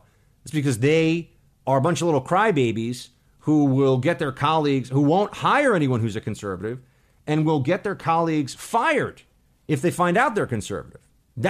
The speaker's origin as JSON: {"language": "English", "town": "Miami", "region": "Florida", "country": "United States", "tie": "born or raised there", "said": "I grew up in Miami. I follow Cuban politics more closely than many other Americans did."}